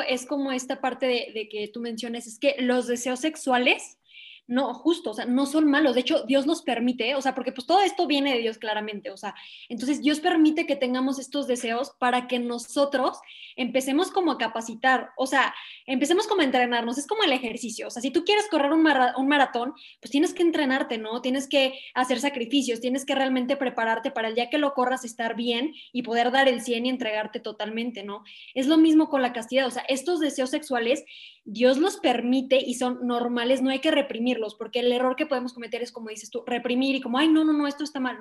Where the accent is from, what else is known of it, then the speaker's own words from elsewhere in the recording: León, Guanajuato, Mexico; soy de León, Guanajuato, México